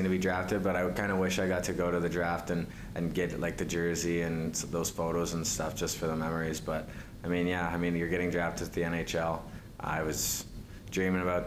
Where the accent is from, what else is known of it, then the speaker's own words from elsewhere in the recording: near Barrie, Ontario, Canada; moved away as an adult; now in Allentown, United States; I grew up in a small town just outside of Barrie, Ontario.